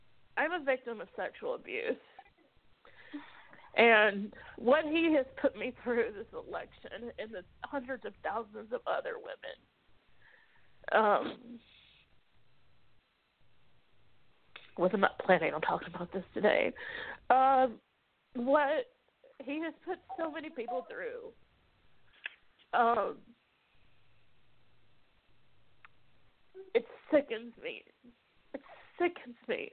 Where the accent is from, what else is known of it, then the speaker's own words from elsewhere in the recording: Mississippi, United States; moved away; I grew up in Mississippi originally. I got out 18 years ago.